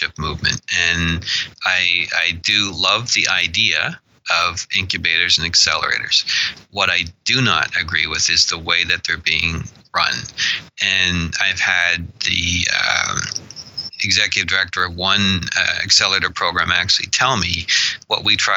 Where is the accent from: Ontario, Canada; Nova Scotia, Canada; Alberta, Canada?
Nova Scotia, Canada; Annapolis Valley; I was born in the Annapolis Valley